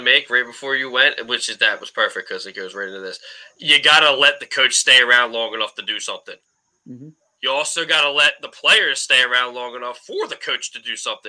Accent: Delaware County, Pennsylvania, United States; I am from Delaware County.

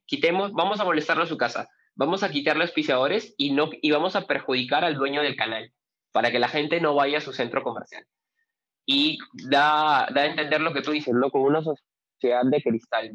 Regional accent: Peru; nuestra realidad como peruanos

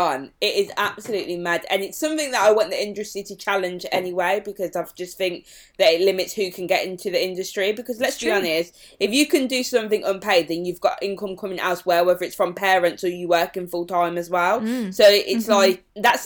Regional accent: Birmingham, West Midlands, United Kingdom; accent: Birmingham; my accent is actually really strong. And everywhere I was going in London, people would be like, oh my God, your Birmingham accent

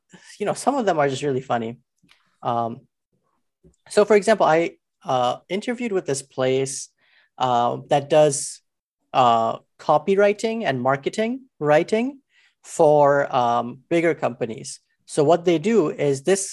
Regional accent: Alberta, Canada; I'm from Alberta

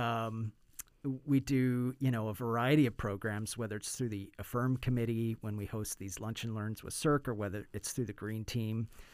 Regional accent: United States; also born or lived in Bay Area, California; as an American

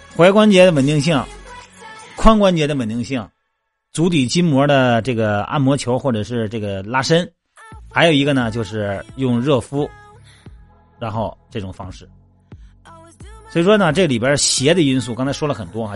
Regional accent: Jining, Shandong, China; moved away; 我老家不是山东济宁的嘛， 我那边好多湖， 啊， 这个小北湖啊，各种湖， 湖特别多

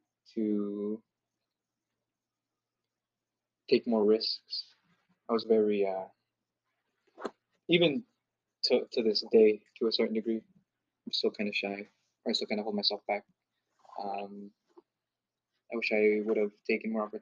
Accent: Seattle, Washington, United States; also born or lived in Canada; I grew up in Seattle, Washington, pretty much after I was born in Canada

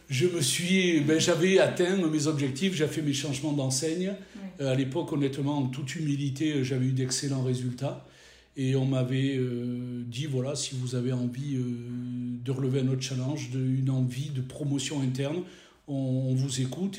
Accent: Provence-Alpes-Côte d'Azur, France; moved away as an adult; also born or lived in Nord-Pas-de-Calais-Picardie; j'ai grandi sur la Côte d'Azur où j'ai fait mes études

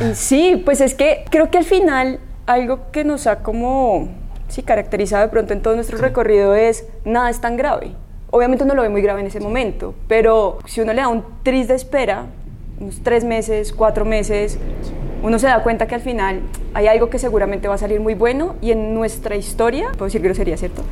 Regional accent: Colombia; como colombianos

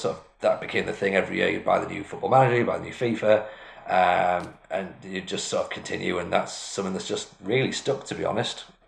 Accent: Washington, North East England, United Kingdom; I'm from Washington, which is like exactly halfway between the two

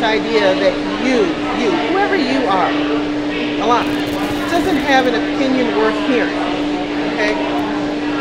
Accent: New Orleans, Louisiana, United States; now in Milwaukee, United States; I grew up in New Orleans

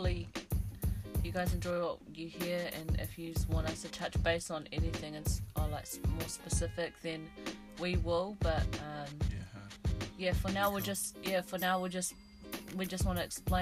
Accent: Hamilton, Waikato, New Zealand; also born or lived in Taupo, New Zealand / Wellington, New Zealand; I was born in Taupo and then we moved to Hamilton, pretty much brought up there for a few of my younger years

